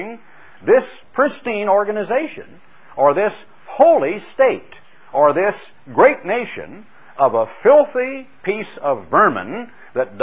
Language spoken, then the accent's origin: English; Oregon, United States; a young lad growing up in Oregon